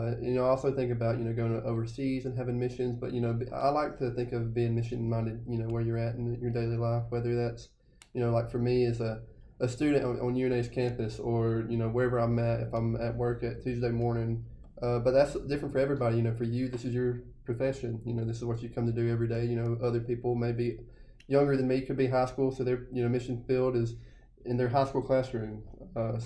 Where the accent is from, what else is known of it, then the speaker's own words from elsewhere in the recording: Jasper, Alabama, United States; now in Florence, United States; I am from Jasper, Alabama.